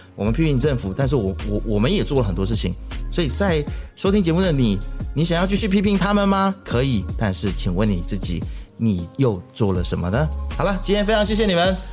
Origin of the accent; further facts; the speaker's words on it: Taiwan; now in Malaysia; 我在台湾长大